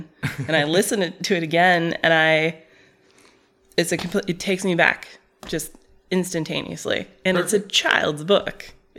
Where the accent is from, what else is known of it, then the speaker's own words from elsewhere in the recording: Saudi Arabia; But so the reason it made its way into our home is because we were, again, growing up in Saudi Arabia.